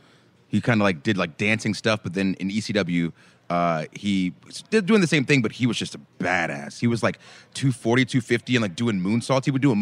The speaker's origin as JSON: {"language": "English", "town": "Atlanta", "region": "Georgia", "country": "United States", "tie": "born or raised there", "said": "So I grew up in Atlanta"}